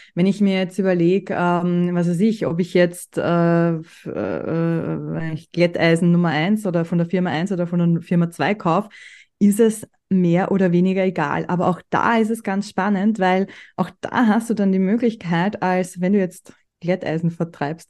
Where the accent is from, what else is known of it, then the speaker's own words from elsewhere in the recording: Austria; bei uns in Österreich